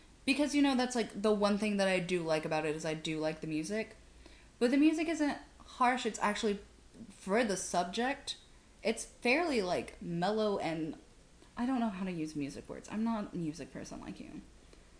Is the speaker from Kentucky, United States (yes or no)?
yes; Kentucky, United States; moved away as an adult; I grew up in Kentucky